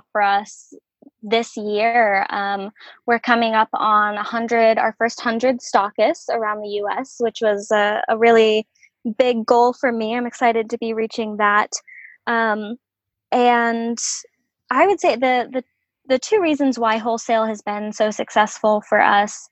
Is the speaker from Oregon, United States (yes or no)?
yes; Salem, Oregon, United States; Salem is my hometown